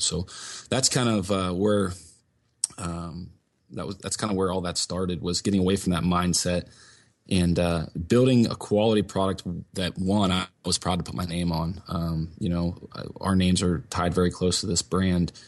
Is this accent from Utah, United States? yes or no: no; Northeast Ohio, United States; also born or lived in Meadville, Pennsylvania; I was actually born in Meadville, Pennsylvania, which is up in Crawford County, the northwest part of the state. Um, but luckily, I was raised in Northeast Ohio